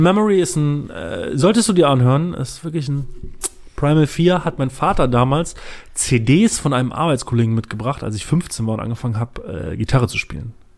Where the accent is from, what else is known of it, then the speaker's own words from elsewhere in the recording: Düsseldorf, North Rhine-Westphalia, Germany; ich komme aus Düsseldorf. Ich komme aus Düsseldorf